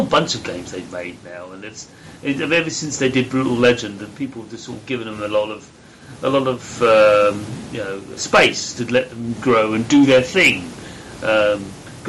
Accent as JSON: {"language": "English", "country": "United Kingdom", "said": "I'm British, developer"}